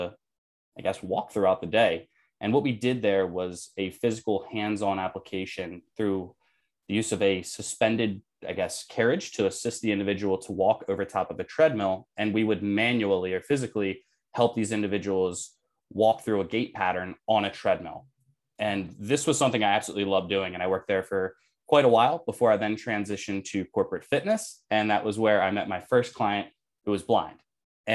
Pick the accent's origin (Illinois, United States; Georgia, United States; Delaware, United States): Delaware, United States; moved away as an adult; now in Philadelphia, United States; I am currently residing in Philadelphia. I was born and raised in Delaware.